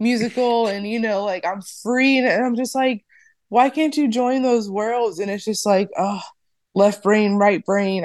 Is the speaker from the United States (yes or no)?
yes; Ohio, United States; moved away as an adult; also born or lived in New Jersey / New York; I'm from Ohio